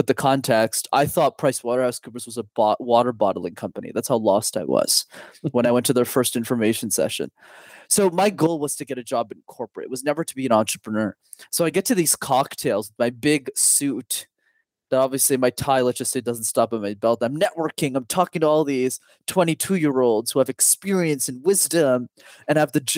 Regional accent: Montreal, Quebec, Canada; I'm born and raised in a city called Montreal. I'm still based there

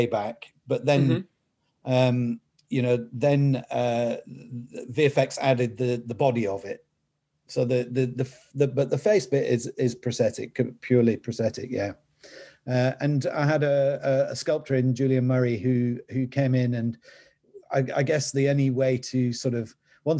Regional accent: the north of England, United Kingdom; accent: Northern English; my Northern English accent

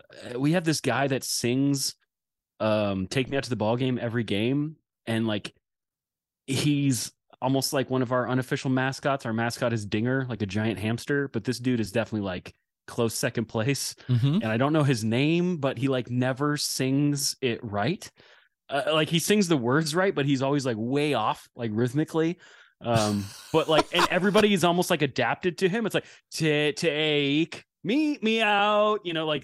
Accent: Bellingham, Washington, United States; I said I grew up on the Nooksack River, which is true

